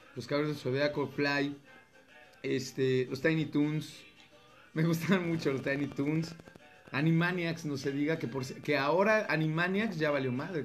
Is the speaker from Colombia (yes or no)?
no; Mexico; lo que somos como mexicanos